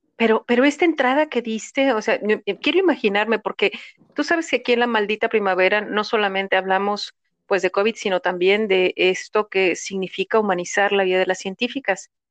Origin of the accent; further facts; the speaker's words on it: Mexico; somos mexicanas